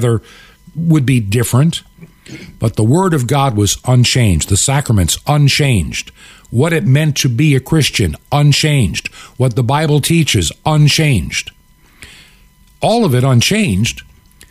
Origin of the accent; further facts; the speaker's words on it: Long Island, New York, United States; I was raised in Long Island